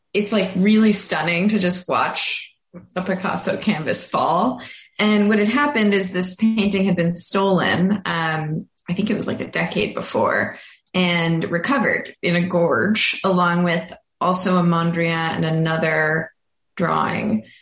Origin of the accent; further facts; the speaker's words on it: Boston, Massachusetts, United States; now in Brooklyn, United States; I am from Boston and I live in, recently moved to Brooklyn, New York.